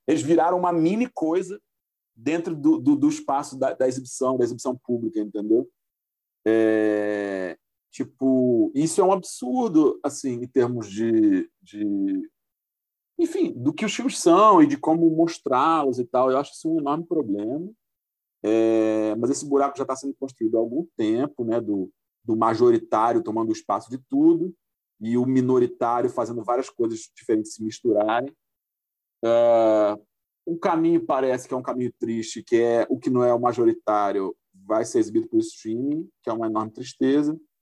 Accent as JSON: {"language": "Portuguese", "region": "Espírito Santo", "country": "Brazil", "also_born_or_lived": "Rio de Janeiro", "said": "eu não estou no Rio, agora estou em Vitória, porque eu sou capixaba"}